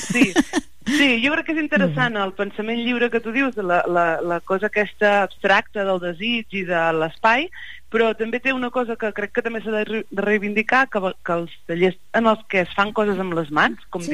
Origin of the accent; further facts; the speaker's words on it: Banyoles, Catalonia, Spain; moved away as an adult; now in Barcelona, Spain; Jo sóc, sóc de Banyoles i, i fa uns anys que visc a Barcelona